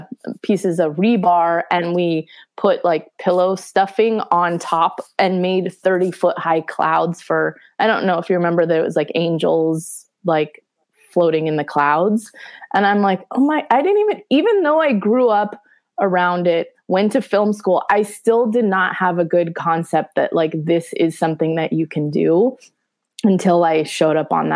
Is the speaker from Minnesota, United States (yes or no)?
no; Studio City, California, United States; Studio City.